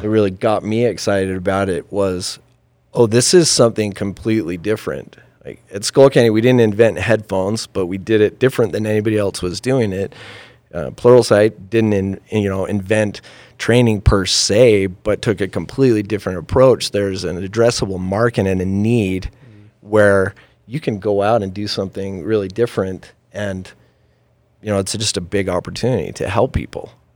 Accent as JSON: {"language": "English", "town": "Farmington", "region": "Utah", "country": "United States", "tie": "born or raised there", "said": "born and raised in Utah. Um, I came, you know, I was raised on the mean streets of Farmington"}